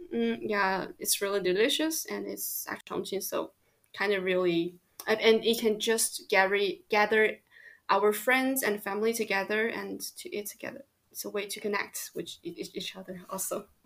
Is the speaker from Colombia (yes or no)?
no; Chongqing, China; moved away as an adult; now in Lyon, France; I grew up in Chongqing, which is in the southwest of China.